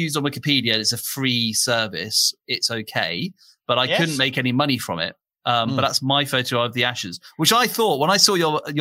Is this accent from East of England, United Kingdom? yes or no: yes; Norfolk, East of England, United Kingdom; now in Cambridge, United Kingdom; I'm from Norfolk, where we say, you know, we speak like that in Norfolk.